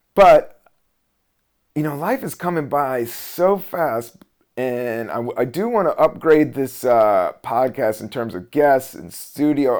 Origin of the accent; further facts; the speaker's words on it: Buena Vista, Virginia, United States; also born or lived in Washington, D.C.; I was born in Washington, D C in seventy-two. And then, uh, we moved, I would say it was eighty-two to s, a Southern Virginia town, a town of five thousand, Buena Vista, Virginia